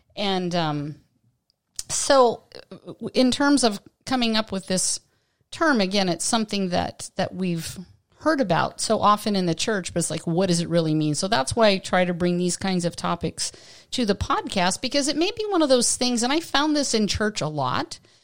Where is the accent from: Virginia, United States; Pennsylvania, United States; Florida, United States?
Pennsylvania, United States; Western; moved away as an adult; now in Southern California, United States; growing up in Western Pennsylvania